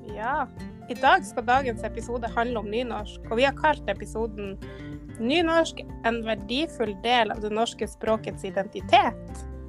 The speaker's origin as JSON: {"language": "Norwegian", "town": "Finnsnes", "region": "Troms", "country": "Norway", "said": "jeg kommer jo fra Finnsnes, og som vi hører, så sier vi jo 'jeg' der."}